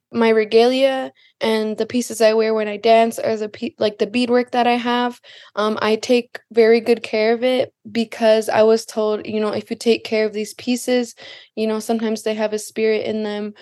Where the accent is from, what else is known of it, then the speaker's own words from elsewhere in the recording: Lac du Flambeau, Wisconsin, United States; from Lac-de-Flambeau, Wisconsin